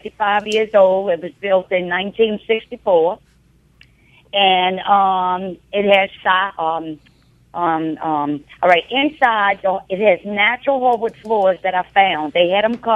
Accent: New Orleans, Louisiana, United States; I was raised in New Orleans also on hardwood floors

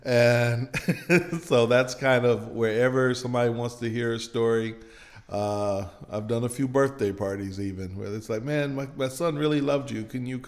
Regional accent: Michigan, United States; now in Meridian, United States; Well, I grew up in Michigan, but both of my parents are from Mississippi. My dad is from Kipper County and my mother is from Clay County.

